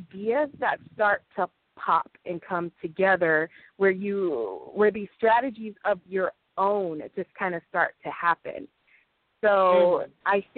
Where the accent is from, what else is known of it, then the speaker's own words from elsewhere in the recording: Los Angeles, California, United States; I'm from Los Angeles, California, and I have a small publishing company